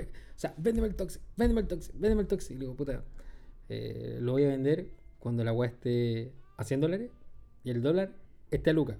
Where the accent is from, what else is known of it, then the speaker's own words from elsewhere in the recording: Chile; el único español que existe es chileno